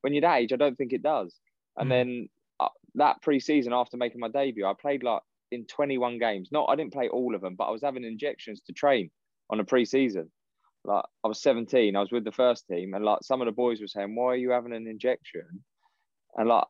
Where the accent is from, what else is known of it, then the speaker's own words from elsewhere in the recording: Windsor, South East England, United Kingdom; I grew up in Windsor, so the army barracks were